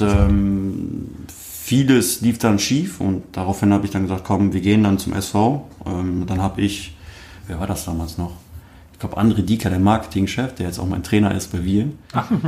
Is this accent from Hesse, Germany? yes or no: no; Wuppertal, North Rhine-Westphalia, Germany; also born or lived in Dortmund; ich bin geboren in Wuppertal